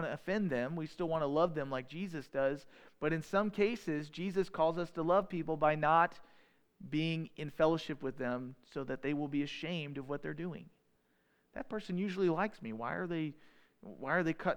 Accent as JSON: {"language": "English", "country": "United States", "said": "We're the American people. We're in the United States"}